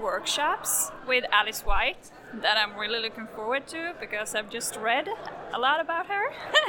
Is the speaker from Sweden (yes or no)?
yes; Sweden; I'm from Sweden